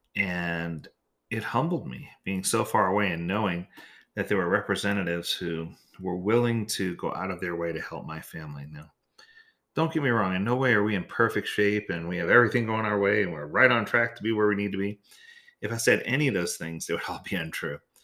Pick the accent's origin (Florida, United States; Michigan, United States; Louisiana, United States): Louisiana, United States; New Orleans; moved away; I grew up in New Orleans, so I was ready for a hurricane